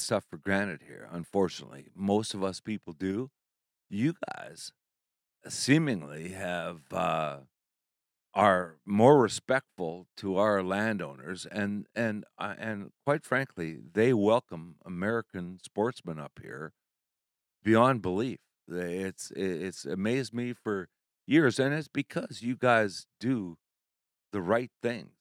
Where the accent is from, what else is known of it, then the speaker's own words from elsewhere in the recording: Saskatchewan, Canada; now in Alberta, Canada; I grew up in Saskatchewan, and I'm living in Alberta